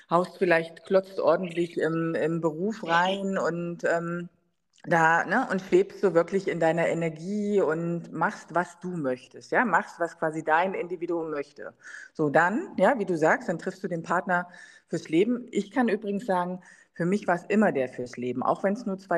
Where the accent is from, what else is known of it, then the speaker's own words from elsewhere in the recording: East Germany, Germany; Also ich meine, gut, ich bin ja in der DDR groß geworden, meine Mutter war trotzdem berufstätig